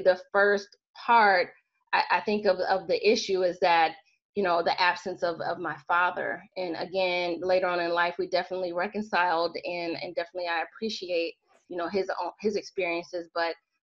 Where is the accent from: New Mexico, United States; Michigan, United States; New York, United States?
Michigan, United States; Southwest; I'm actually from Michigan, from Southwest Michigan